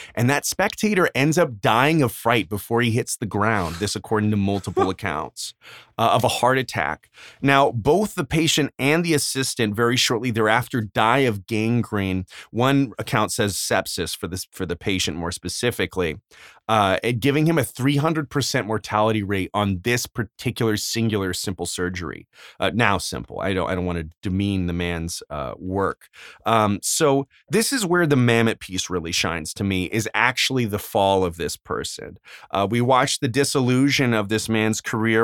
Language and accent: English; Arizona, United States; we grew up in Arizona